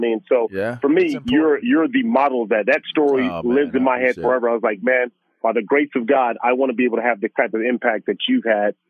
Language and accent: English; Los Angeles, California, United States; for me growing up in South Central Los Angeles, Super Bowl here in LA, just down the street from where I grew up